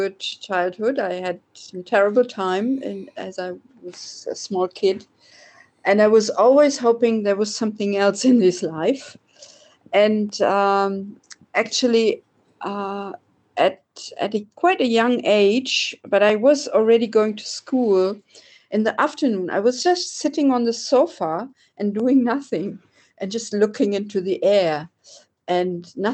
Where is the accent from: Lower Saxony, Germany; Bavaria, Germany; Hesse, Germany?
Lower Saxony, Germany; Oldenburg; I was born in Oldenburg, which is in the north of Germany, quite near the Dutch border